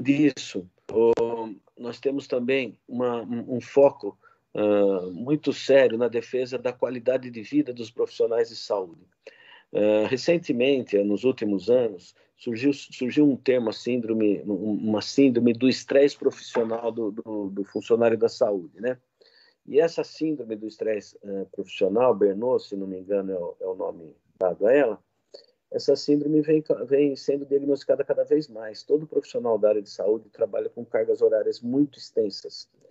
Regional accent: Jaú, São Paulo, Brazil; moved away as an adult; also born or lived in Botucatu / Porteirão, Goiás; now in Campinas, Brazil; eu sou nascido em Jaú, interior de São Paulo

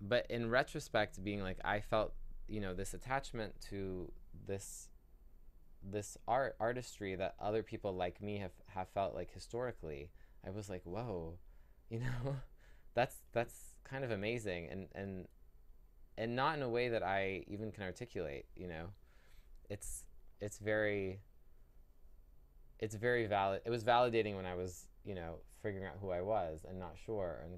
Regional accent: Palo Alto, California, United States; I didn't grow up in San Francisco. I grew up in Palo Alto

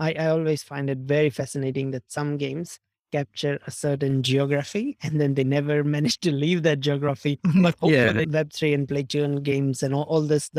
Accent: India; I'm originally from India, I have friends in India

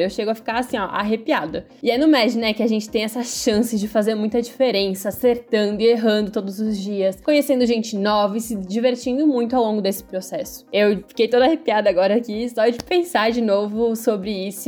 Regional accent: Timbó, Santa Catarina, Brazil; sou catarinense, venho de uma cidade pequenininha aqui no Vale Itajaí chamada Timbó

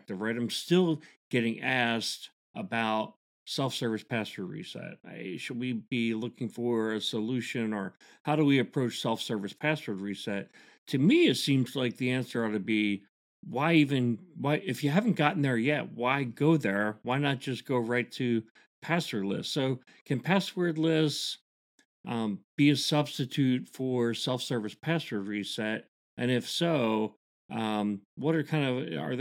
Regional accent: Augusta, Georgia, United States; I'm from Augusta, Georgia

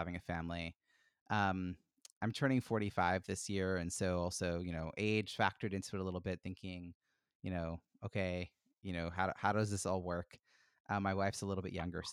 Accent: Long Island, New York, United States; moved away as an adult; now in Boston, United States; grew up in New York City on Long Island

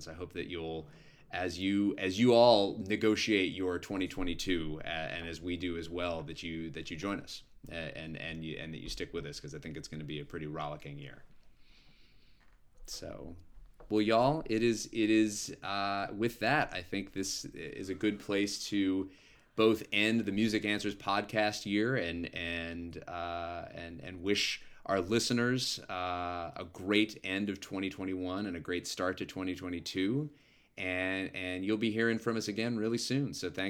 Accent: New York City, New York, United States; So playing in New York as a New Yorker on my birthday, I think is going to feel really fun.

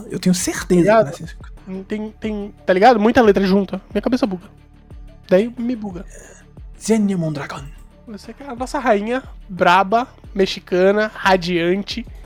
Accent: Brazil

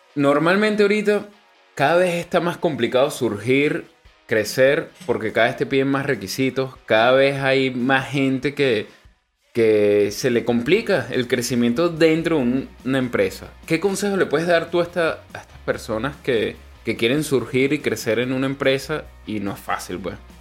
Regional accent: Venezuela; now in Chile; nosotros como venezolanos

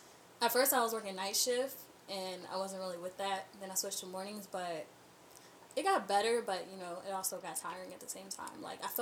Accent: Louisa, Virginia, United States; moved away; I'm from Louisa, Virginia. Graduated Louise County High School in 2016.

